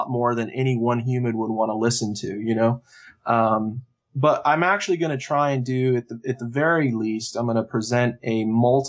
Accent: Arizona, United States; moved away; I'm from Arizona originally

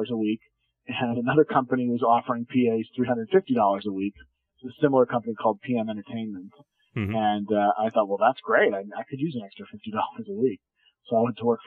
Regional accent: Pittsburgh, Pennsylvania, United States; moved away as an adult; also born or lived in Buffalo / Syracuse; now in Los Angeles, United States; I was born in Buffalo, but I grew up in Pittsburgh.

